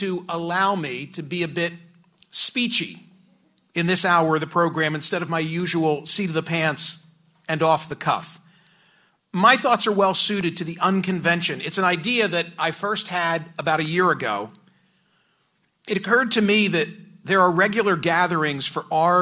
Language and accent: English; Philadelphia suburbs, Pennsylvania, United States; I grew up in the Philly burbs.